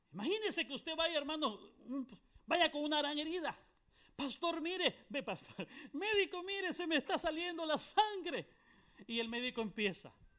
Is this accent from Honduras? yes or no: yes; Honduras; now in Guatemala; Vengo de, Guatemala, pero soy, eh, soy hondureño, alabado a Cristo Jesús, soy hondureño.